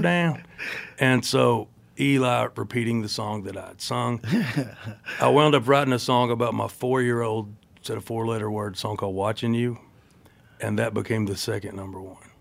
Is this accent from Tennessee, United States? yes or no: yes; Cumberland Gap, Tennessee, United States; also born or lived in Knoxville, Tennessee; now in Nashville, United States; I was born in Knoxville, Tennessee. I grew up in a town called Cumberland Gap, population 400 or something. Uh, and then I live in Nashville.